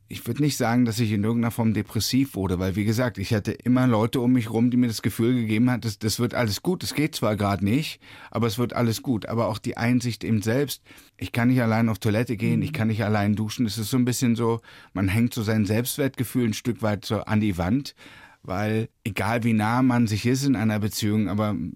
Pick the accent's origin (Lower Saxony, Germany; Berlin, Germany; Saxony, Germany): Berlin, Germany; Na, ich bin ja in Ostberlin groß geworden